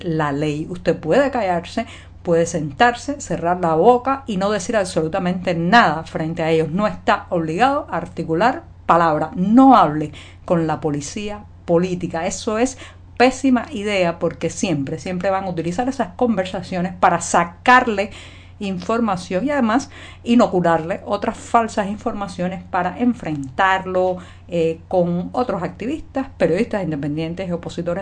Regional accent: Cuba; cubana, periodista, ciudadana

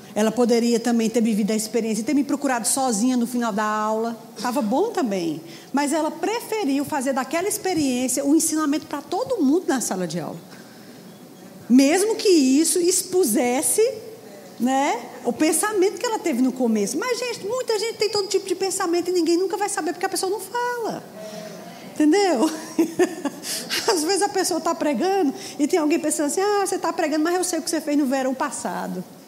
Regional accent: Ceará, Brazil; lá em Fortaleza. Foi lá que eu me converti, eu sou cearense.

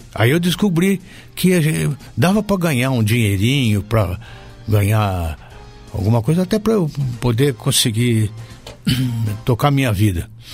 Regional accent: Taubaté, São Paulo, Brazil; accent: Vale do Paraíba; moved away as an adult; now in São Paulo, Brazil; o meu sotaque de, de inglês do Vale do Paraíba

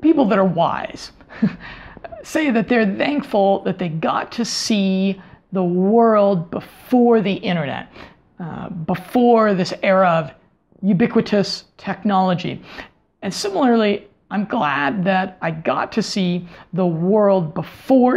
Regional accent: United States; moved away; as an American, as an outsider, as someone from a culture that is different

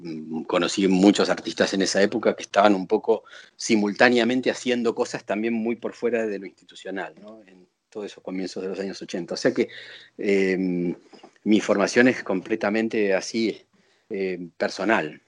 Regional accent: Buenos Aires, Argentina; moved away as an adult; now in Paris, France; nací en Buenos Aires. En, Capital. En, Capital, sí, en 1964. Y crecí en Buenos Aires y viví en Buenos Aires hasta que vine a París

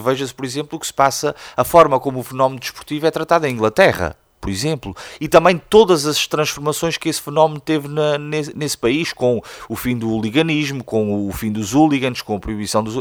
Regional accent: Praia da Vitória, Azores, Portugal; also born or lived in Coimbra; a Praia da Vitória tem, obviamente, eh, um papel. É onde eu nasci, é onde eu cresci

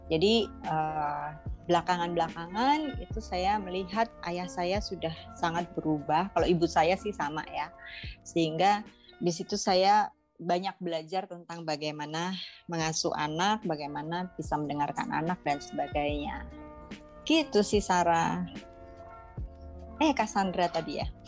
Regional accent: Rumbai, Riau, Indonesia; kalau latar belakang saya lahirnya di Sumatera sebenarnya. Di Sumatera itu ada kota kecil namanya Rumbai di dekat Pekanbaru Eh, karena ayah saya dulu kerja di Caltex di perusahaan minyak di sana.

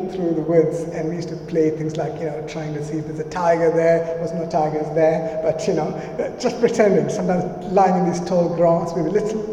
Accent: India; moved away; I grew up in India, and for the first 10 years of my life, I lived with my parents

